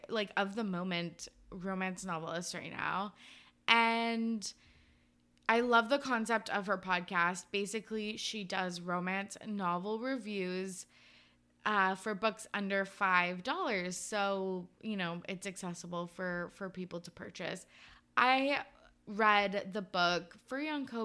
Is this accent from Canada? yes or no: yes; Canada; I'm Canadian